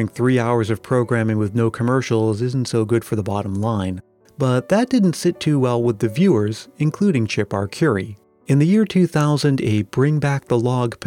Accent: New England, United States; growing up in New England in the 1980s

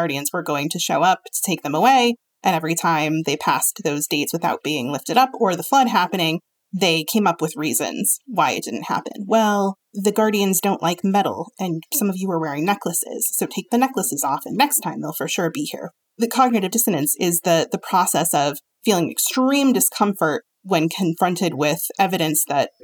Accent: East Coast, United States; I come from the East Coast

